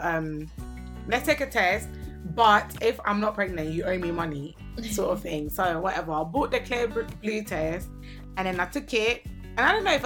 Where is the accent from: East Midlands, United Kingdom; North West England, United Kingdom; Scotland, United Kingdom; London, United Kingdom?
London, United Kingdom; I grew up in London. I grew up in Southeast London near London Bridge